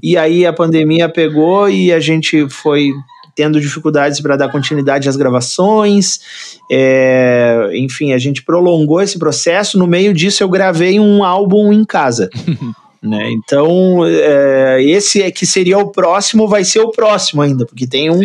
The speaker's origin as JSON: {"language": "Portuguese", "region": "Rio Grande do Sul", "country": "Brazil", "said": "Sou gaúcho, sou gaúcho de apartamento, né? Sou gaúcho urbano"}